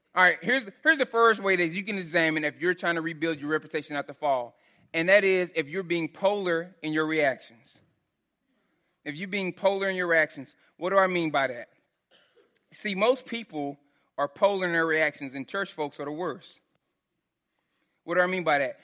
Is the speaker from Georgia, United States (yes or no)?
no; Texas, United States; so I grew up in Texas